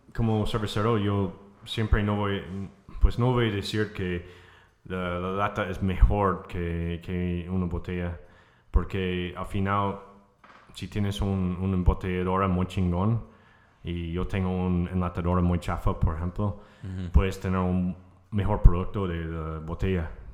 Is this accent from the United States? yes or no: yes; United States; Spanish is a second language; now in Mexico; soy de Estados Unidos